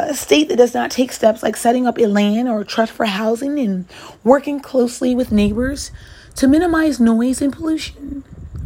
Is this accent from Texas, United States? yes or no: no; New York City, New York, United States; I'm a New Yorker myself